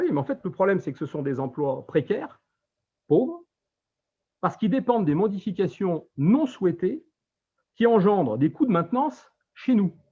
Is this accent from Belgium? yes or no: no; France; Nous sommes français et nous avons les mêmes intérêts que tous les Français.